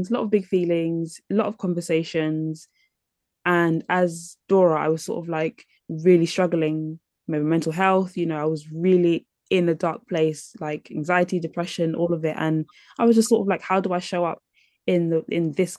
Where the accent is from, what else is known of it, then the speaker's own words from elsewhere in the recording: London, United Kingdom; growing up in London